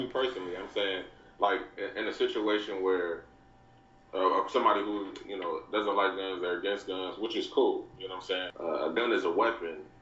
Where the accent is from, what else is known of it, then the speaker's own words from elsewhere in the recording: Chicago, Illinois, United States; I'm from Chicago. I'm from Chicago